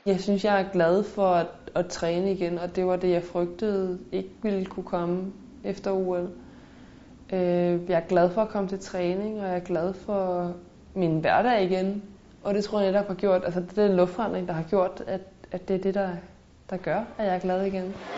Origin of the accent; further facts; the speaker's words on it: Denmark; moved away as an adult; now in Nice, France; hjemme i Danmark